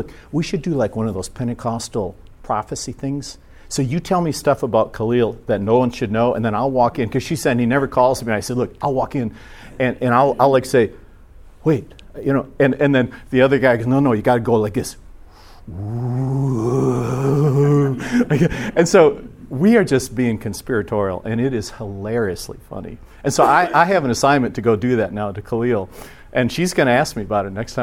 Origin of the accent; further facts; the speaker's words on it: Minnesota, United States; moved away; also born or lived in Mississippi; I'm a Minnesotan